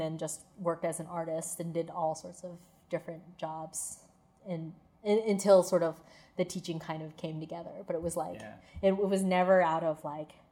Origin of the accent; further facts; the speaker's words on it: East Coast, United States; moved away as an adult; also born or lived in California; now in Pittsburgh, United States; I grew up in the East Coast